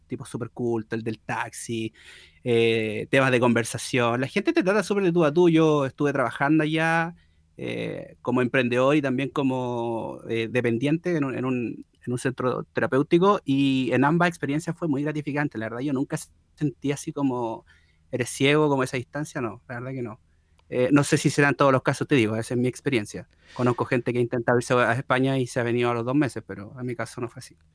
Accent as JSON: {"language": "Spanish", "country": "Chile", "also_born_or_lived": "Valencia", "said": "yo como buen chileno"}